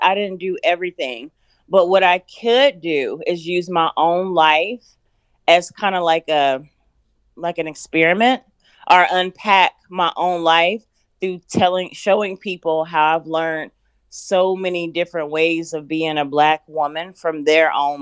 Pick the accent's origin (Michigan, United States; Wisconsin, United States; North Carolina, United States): North Carolina, United States; moved away as an adult; also born or lived in Los Angeles; I decided to get a rental in my home state of North Carolina